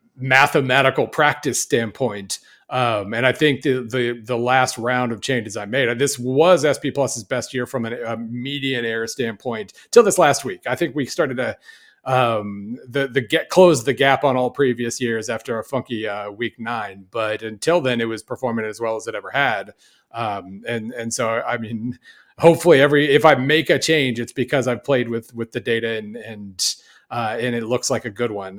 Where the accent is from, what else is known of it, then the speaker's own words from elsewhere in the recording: Oklahoma, United States; moved away; also born or lived in Missouri; I grew up in Oklahoma